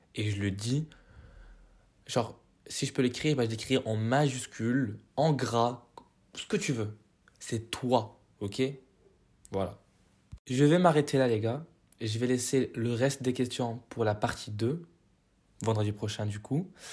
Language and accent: French; Morocco; moved away as an adult; j'ai quitté le Maroc en deux mille vingt